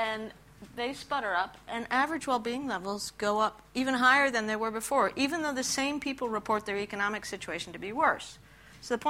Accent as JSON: {"language": "English", "country": "Peru", "tie": "born or raised there", "moved": "yes", "said": "I grew up in Peru"}